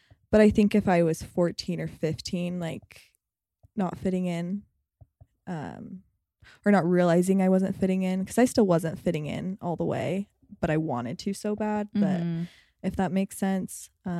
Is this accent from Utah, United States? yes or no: yes; Utah, United States; I had a really great experience growing up here, mm-hmm. I think. But also I fit the mold perfectly. Like I'm white, I'm Mormon.